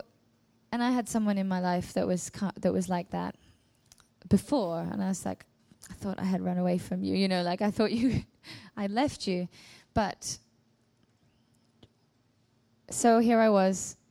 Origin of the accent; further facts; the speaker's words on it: England, United Kingdom; moved away as an adult; now in Sweden; I'm pretty much going to have to go back home to England